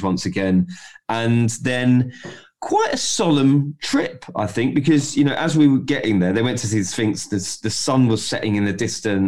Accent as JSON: {"language": "English", "region": "London", "country": "United Kingdom", "said": "We're from South London"}